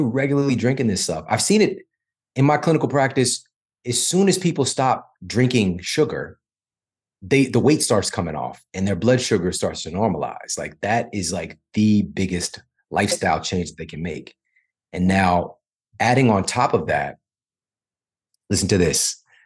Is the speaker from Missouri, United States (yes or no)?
yes; St. Louis, Missouri, United States; I'm from Saint Louis